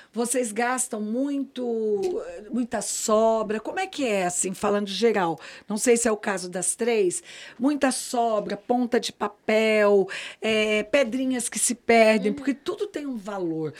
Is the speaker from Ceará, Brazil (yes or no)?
no; Campinas, São Paulo, Brazil; moved away as an adult; now in Brasília, Brazil; eu sou paulista, eu digo que, na verdade, eu sou brasiliense, porque eu já estou aqui há 34 anos, eu não sou mais campineira, né, gente? Cheguei com 23